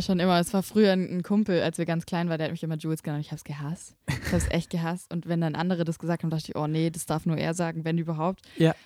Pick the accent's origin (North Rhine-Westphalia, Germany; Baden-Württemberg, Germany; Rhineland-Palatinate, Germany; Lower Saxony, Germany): Baden-Württemberg, Germany; Böblingen; Ich komme aus Böblingen